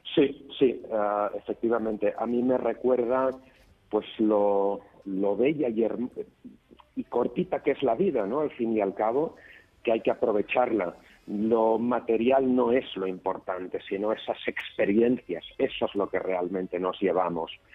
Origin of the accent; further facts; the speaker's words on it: Barcelona, Catalonia, Spain; estoy en Barcelona, soy de Barcelona, vivo en Barcelona